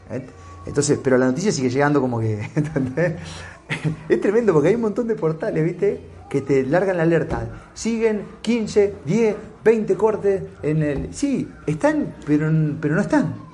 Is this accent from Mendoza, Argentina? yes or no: no; Santa Fe, Argentina; la noticia que nos llega a nosotros que somos de Santa Fe, y me imagino otras provincias también